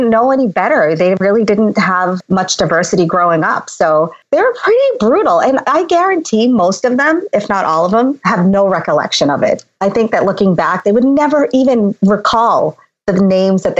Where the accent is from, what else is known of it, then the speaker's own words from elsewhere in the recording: Boston, Massachusetts, United States; also born or lived in India; I grew up in the South Shore of Boston